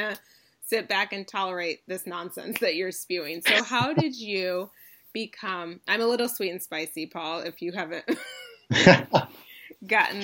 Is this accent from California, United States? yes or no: no; Ann Arbor, Michigan, United States; I'm from Ann Arbor.